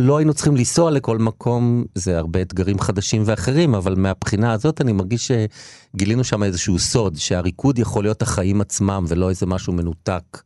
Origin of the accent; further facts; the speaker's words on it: Israel; moved away as an adult; also born or lived in Tel Aviv; אני בא מקיבוץ